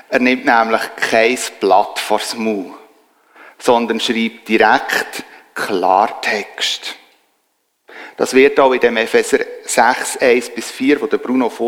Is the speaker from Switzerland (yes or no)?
yes; Switzerland; Und ich als Schweizer und vor allem auch als Harmonietyp